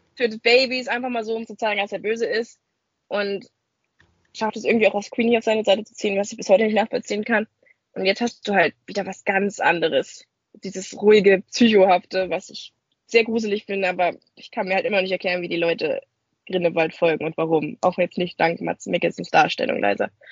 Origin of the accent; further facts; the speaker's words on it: Germany; als Deutscher